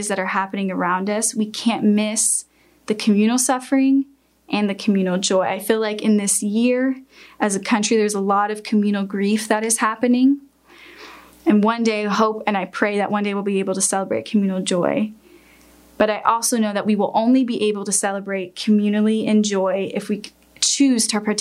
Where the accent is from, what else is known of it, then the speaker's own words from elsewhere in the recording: United States; us as American Christians